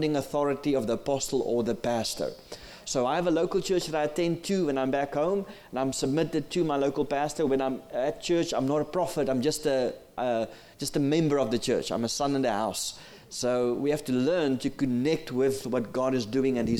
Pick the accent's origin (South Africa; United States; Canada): South Africa; first language Afrikaans; English is a second language; I'm from South Africa.